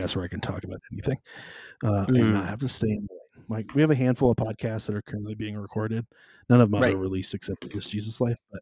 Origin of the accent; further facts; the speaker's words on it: Southwest, United States; now in Colorado, United States; I come from the Southwest